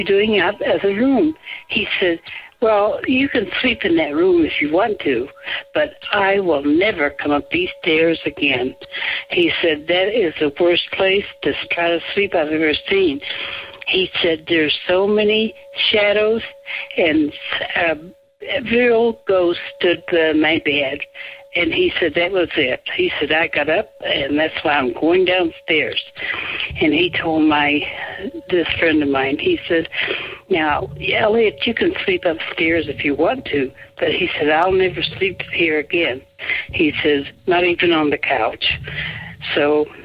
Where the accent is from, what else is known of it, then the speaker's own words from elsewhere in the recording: Flint, Michigan, United States; now in Salt Lake City, United States; I'm originally from Michigan and from around the Flint area